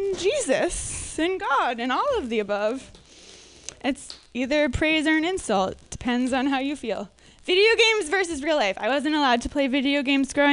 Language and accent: English; suburbs of Minneapolis, Minnesota, United States; I'm from Minnesota